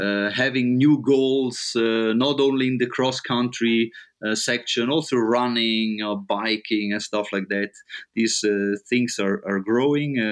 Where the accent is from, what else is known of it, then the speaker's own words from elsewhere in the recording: Madulain, Graubünden, Switzerland; I'm born and raised in the Engadine. I'm born in Madulain, which is the smallest town in the Engadine Valley, nearby Zuoz.